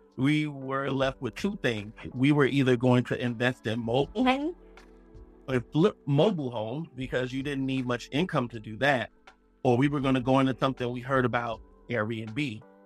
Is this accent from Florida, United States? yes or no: yes; Miami, Florida, United States; also born or lived in Tallahassee, Florida; I'm from Miami, Florida